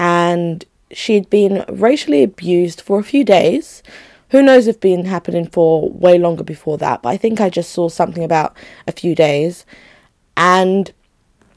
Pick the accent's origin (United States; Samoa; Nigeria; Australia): Nigeria; now in United Kingdom; That country, my home country